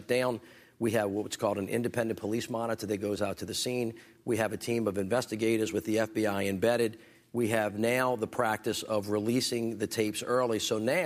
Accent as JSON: {"language": "English", "region": "the South", "country": "United States", "said": "I'm from the South."}